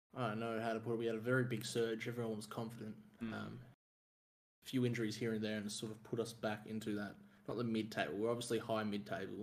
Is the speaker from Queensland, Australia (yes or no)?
no; Melbourne, Victoria, Australia; I'm from Melbourne, Victoria, which is the the southeast